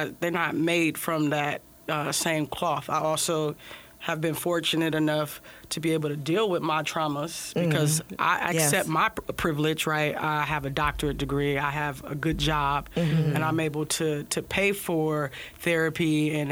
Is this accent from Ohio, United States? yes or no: yes; Ohio, United States; now in California, United States; I grew up in Ohio.